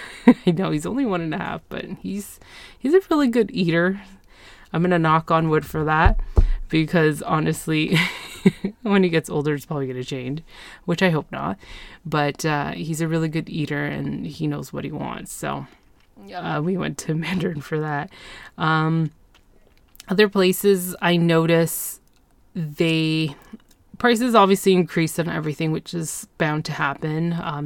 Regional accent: Ontario, Canada; I'm from Ontario. Why am I being charged a tourist tax?

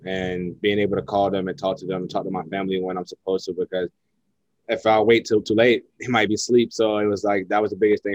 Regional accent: Savannah, Georgia, United States; moved away as an adult; also born or lived in Jacksonville, Florida; now in Honolulu, United States; where I grew up at in Savannah and where I spent the last 2.5 years in Jacksonville

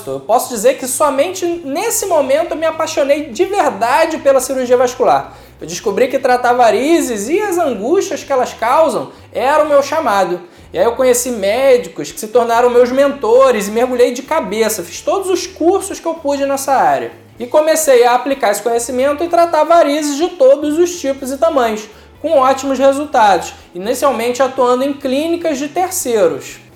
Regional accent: Maricá, Rio de Janeiro, Brazil; also born or lived in Niterói; Eu nasci aqui mesmo em Niterói, mas eu passei toda a minha infância e boa parte da adolescência na cidade de Maricá. Eu vim de uma família simples, mas trabalhadora

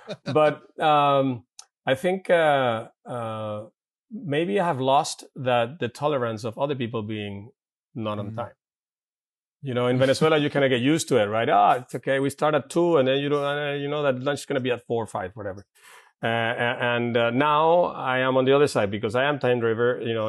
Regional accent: Santa Paula, California, United States; And then growing up in Santa Paula, where it was a brand new urban area, you know, bicycling, playing in the fields, playing soccer on the streets, whatever, you know, a lot of outdoor time.

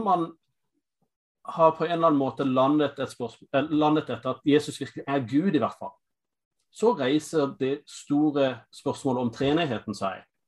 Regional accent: United States; Norwegian is a second language; moved away as an adult; now in Norway; Jeg er amerikaner

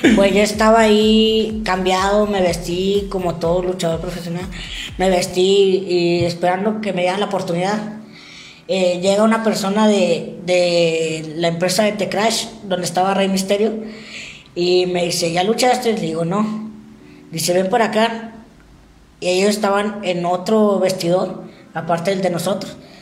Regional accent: Saltillo, Coahuila, Mexico; yo sí nací aquí en Saltillo.

